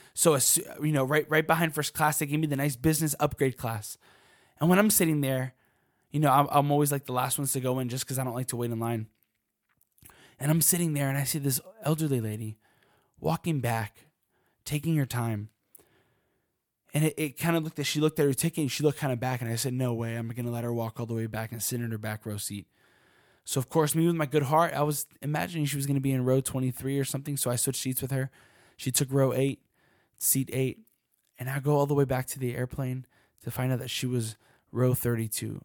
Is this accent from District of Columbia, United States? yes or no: yes; Washington, District of Columbia, United States; I'm from DC